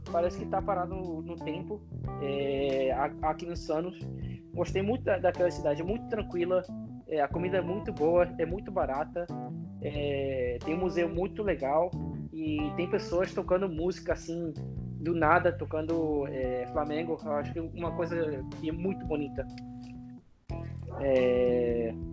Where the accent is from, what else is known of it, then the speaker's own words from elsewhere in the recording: Mexico; Portuguese is a second language; eu nasci no México, eu sou mexicano, eu me sinto muito mexicano